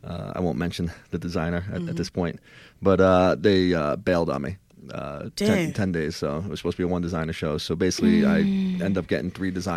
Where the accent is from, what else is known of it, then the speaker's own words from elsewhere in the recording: Ireland; I am Irish. I have a stubborn, you know, head a little bit.